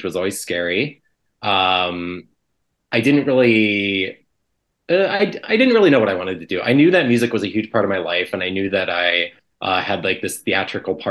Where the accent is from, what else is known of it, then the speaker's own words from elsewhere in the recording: Canton, Ohio, United States; now in Chicago, United States; So I grew up in Canton, Ohio, which is about 60 miles south of Cleveland.